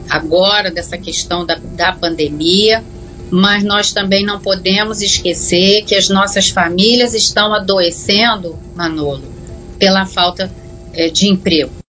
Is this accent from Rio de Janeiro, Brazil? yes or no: yes; Rio de Janeiro, Brazil; nós, como né, cidadãos do Estado do Rio